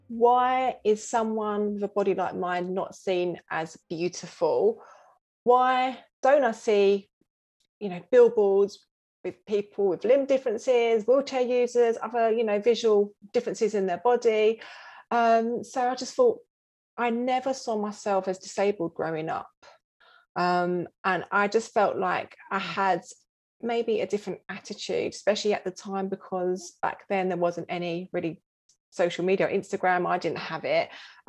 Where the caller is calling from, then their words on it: London, United Kingdom; From London, North London.